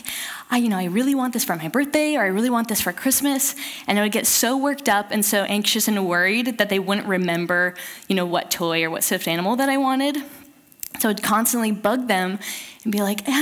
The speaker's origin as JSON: {"language": "English", "region": "Southern California", "country": "United States", "tie": "born or raised there", "moved": "as an adult", "lives_now": "Eugene, United States", "said": "I grew up in Southern California and moved up here to go to school in Eugene, Oregon"}